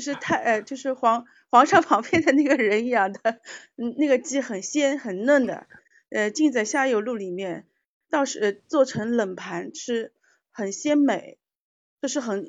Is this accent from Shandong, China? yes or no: no; Shaoxing, Zhejiang, China; 因为我是绍兴人嘛，我也知道绍兴有一道很好吃的菜，只有冬天会有